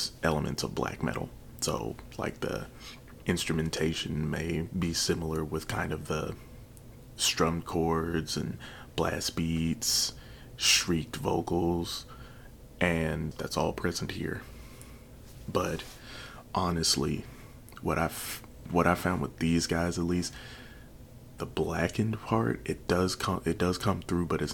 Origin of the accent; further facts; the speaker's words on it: Chicago, Illinois, United States; Chicago, Illinois, my hometown where I was born